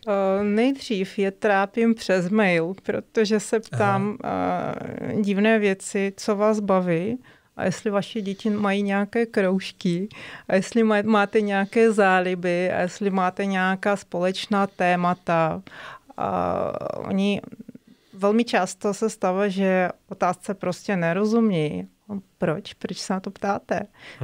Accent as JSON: {"language": "Czech", "region": "Moscow", "country": "Russia", "second_language": "Czech", "moved": "as an adult", "lives_now": "Czech Republic", "said": "Já jsem z Ruska, z Moskvy."}